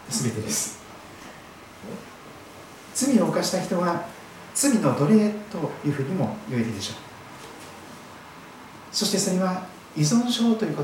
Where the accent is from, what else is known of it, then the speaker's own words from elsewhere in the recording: Kochi, Japan; now in Saitama, Japan; 四国の高知県高知市で生まれまして土佐の高知の有馬山市の近くで生まれたようですけども南国土佐そして黒潮太平洋を見ながら育っておりますですから、えー、この埼玉県に来ましてですね時々どうしても海が見たくなってしまうんですけども